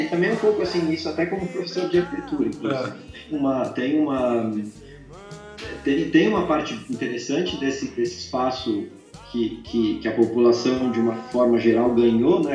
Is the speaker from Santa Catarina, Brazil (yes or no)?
yes; São Bento do Sul, Santa Catarina, Brazil; now in São Paulo, Brazil; eu andando em São Bento, moleque